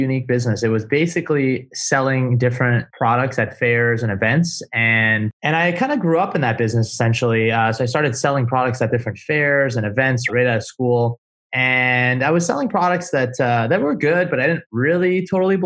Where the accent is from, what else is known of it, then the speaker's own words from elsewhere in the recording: Montreal, Quebec, Canada; now in Miami, United States; I'm from Montreal. I'm Canadian.